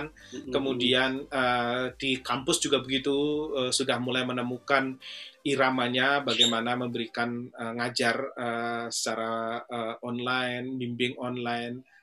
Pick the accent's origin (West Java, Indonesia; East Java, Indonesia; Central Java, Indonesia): Central Java, Indonesia; Surakarta; saya nggak saya nggak ke kampung halaman saya, saya nggak ke Solo, saya nggak ke oh, Jogja.